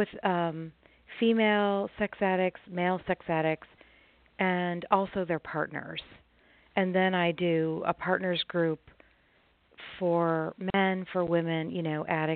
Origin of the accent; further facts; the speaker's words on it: Chicago, Illinois, United States; now in Arkansas, United States; I live in Arkansas. I'm originally from the Chicago area, but I live in Arkansas.